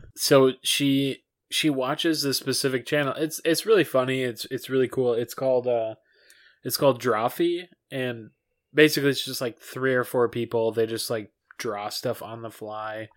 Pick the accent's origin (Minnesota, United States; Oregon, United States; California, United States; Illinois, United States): Minnesota, United States; from our, our home state